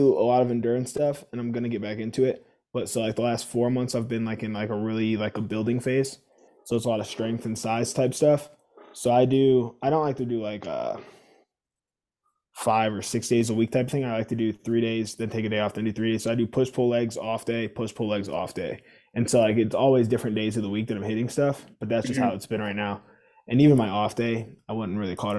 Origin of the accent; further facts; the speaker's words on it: Ohio, United States; I'm from the Ohio area. Like, I just say the Ohio area because I've lived like literally in like every part of Ohio, north, south, middle